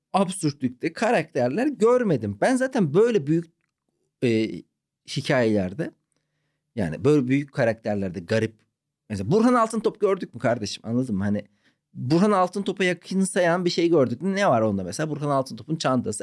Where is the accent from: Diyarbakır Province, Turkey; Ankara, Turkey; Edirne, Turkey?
Ankara, Turkey; moved away; also born or lived in Malatya / Istanbul / Izmir / Antalya; Ben abi e, Malatya'da doğdum, Ankara'da büyüdüm.